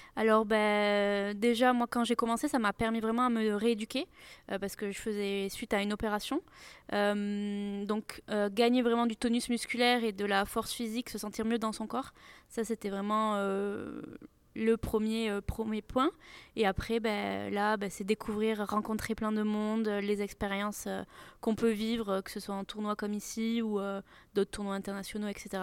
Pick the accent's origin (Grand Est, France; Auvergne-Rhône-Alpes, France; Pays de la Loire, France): Pays de la Loire, France; Nantes; also born or lived in Toulouse; je suis de Nantes